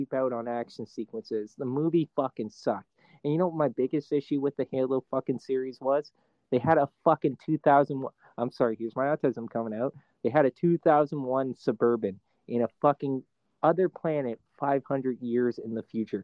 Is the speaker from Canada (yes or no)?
yes; Ontario, Canada; accent: Canadian; I'm from Ontario.